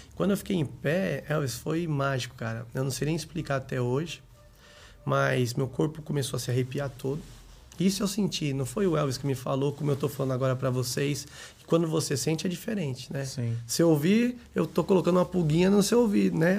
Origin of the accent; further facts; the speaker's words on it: São Caetano do Sul, São Paulo, Brazil; also born or lived in Grajaú, São Paulo; eu nasci em São Caetano do Sul e morei lá até uns 10 anos